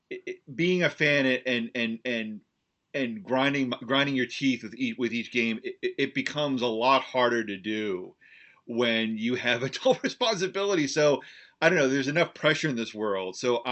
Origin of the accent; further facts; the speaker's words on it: New Jersey, United States; moved away as an adult; Yeah, you know, I've been in Central New York for a little over 5 years now, and close to six. But I grew up in Central New Jersey. Spent probably the first 35 years of my life in and around that area.